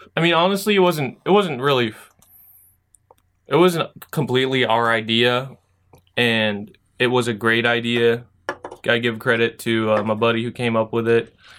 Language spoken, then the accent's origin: English; Philippines